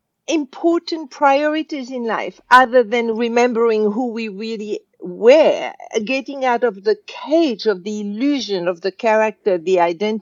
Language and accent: English; Casablanca, Casablanca-Settat, Morocco; I was brought up in Casablanca, Morocco